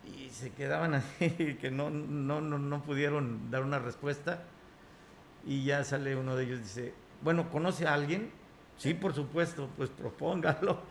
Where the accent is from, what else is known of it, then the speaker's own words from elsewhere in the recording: Huasteca Potosina, San Luis Potosí, Mexico; mi Tierra, la Huasteca Potosina